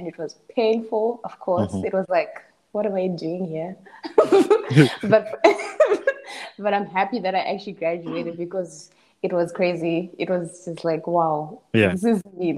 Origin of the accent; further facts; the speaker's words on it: Zimbabwe; moved away as an adult; also born or lived in Bulawayo, Zimbabwe; now in South Africa; growing up in Zimbabwe